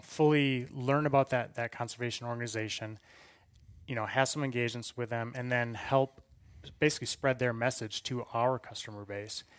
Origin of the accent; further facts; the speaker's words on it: Wisconsin, United States; moved away as an adult; now in Colorado, United States; I hail originally from Wisconsin. Grew up, uh, literally a five-minute bike ride from the Mississippi River